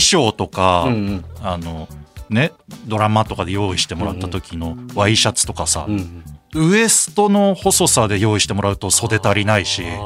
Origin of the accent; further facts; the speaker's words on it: Aomori, Japan; moved away; 地元の青森